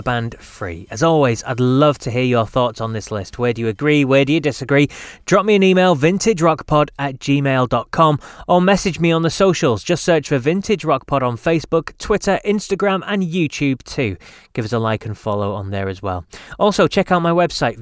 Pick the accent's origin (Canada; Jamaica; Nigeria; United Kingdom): United Kingdom; being British